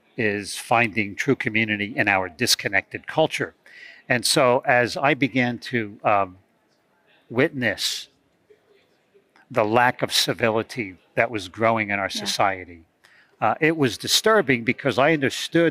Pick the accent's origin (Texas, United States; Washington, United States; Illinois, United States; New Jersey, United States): New Jersey, United States; I'm from New Jersey.